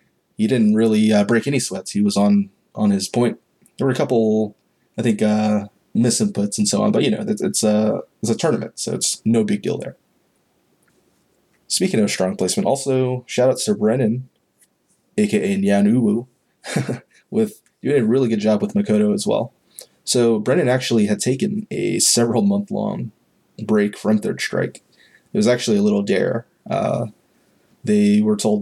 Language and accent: English; Fort Worth, Texas, United States; I'm from Fort Worth myself